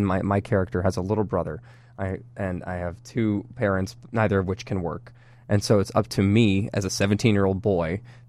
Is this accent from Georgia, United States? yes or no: no; Dallas, Texas, United States; Yeah, I am from Dallas.